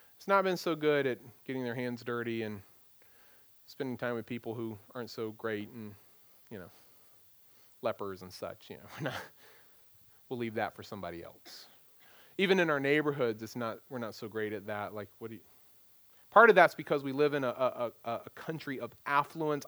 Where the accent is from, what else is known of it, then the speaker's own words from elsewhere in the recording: United States; as American Christians